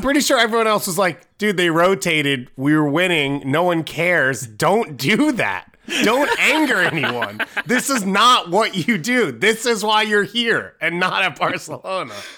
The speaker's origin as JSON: {"language": "English", "country": "United States", "said": "as American"}